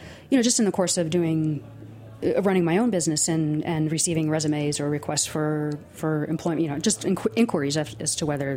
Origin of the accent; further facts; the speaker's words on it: Nassau County, Long Island, New York, United States; also born or lived in California / Hudson Valley; I grew up in Nassau County on Long Island